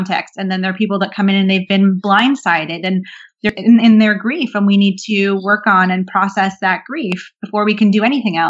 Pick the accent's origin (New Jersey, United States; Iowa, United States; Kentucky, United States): New Jersey, United States; also born or lived in London, United Kingdom; now in Brooklyn, United States; I grew up in New Jersey